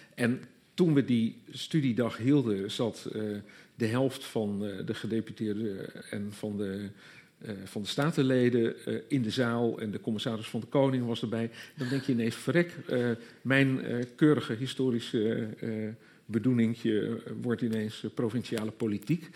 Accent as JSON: {"language": "Dutch", "region": "Groningen", "country": "Netherlands", "tie": "born or raised there", "also_born_or_lived": "Leiden", "moved": "yes", "said": "ik kom zelf niet uit Gelder, ik kom uit Groningen, maar ook zo'n gebied waar je op een zeker moment ineens ontdekt dat je wel al jarenlang op school gehoord hebt over de graven van Holland, maar dat notabene in het gebied waar je zelf vandaan komt"}